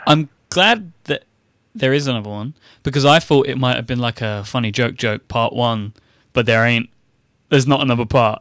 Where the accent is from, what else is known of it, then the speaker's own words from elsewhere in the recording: United Kingdom; now in United States; I'm a British man in an American person's world